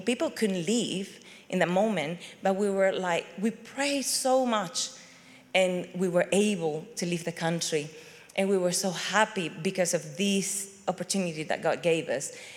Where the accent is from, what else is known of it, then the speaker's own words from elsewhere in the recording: Venezuela; moved away as an adult; also born or lived in Chile; now in United Kingdom; I come from Venezuela